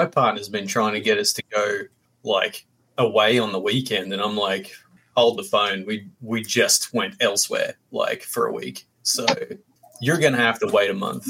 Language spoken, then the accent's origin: English; Australia; you're Australian